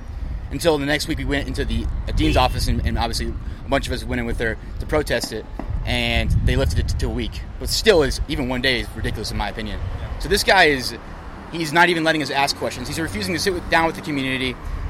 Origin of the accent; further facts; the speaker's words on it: Marietta, Georgia, United States; also born or lived in Atlanta; I was born and raised in Marietta, but I live right in the middle of downtown now.